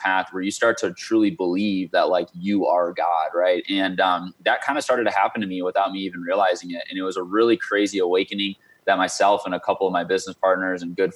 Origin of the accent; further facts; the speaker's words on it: Michigan, United States; moved away as an adult; also born or lived in St. Louis, Missouri; now in Arizona, United States; I grew up in Michigan from basically second grade, whatever age that is, until a little over a year ago